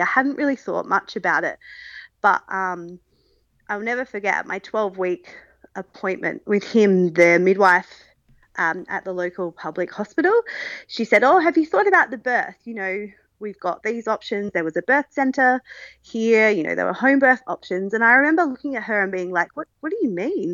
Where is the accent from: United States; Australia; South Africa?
Australia; Adelaide, South Australia; moved away as an adult; now in Newcastle, Australia; I am originally from Adelaide, but since 2020, I've been living in Newcastle, New South Wales